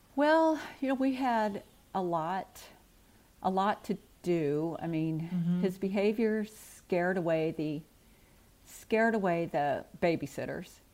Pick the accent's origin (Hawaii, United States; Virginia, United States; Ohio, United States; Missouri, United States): Missouri, United States; St. Louis; also born or lived in Scott Air Force Base, Illinois; I grew up in the Midwest, the St. Louis metropolitan okay. area.